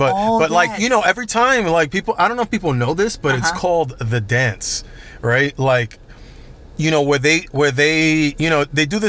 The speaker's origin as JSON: {"language": "English", "town": "Orlando", "region": "Florida", "country": "United States", "said": "I'm from Orlando."}